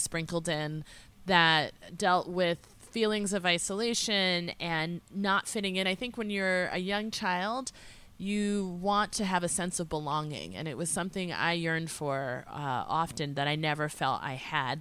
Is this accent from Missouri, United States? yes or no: no; small town north of Boston, Massachusetts, United States; also born or lived in Philadelphia / upstate New York; I lived in a small town, uh, forty-five minutes north of Boston, so I grew up in a smaller community